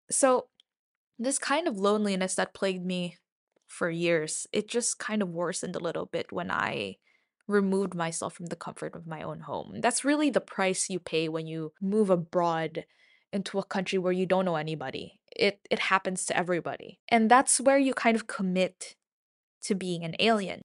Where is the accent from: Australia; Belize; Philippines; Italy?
Philippines; moved away; I'm from the Philippines, um, the land of eternal summer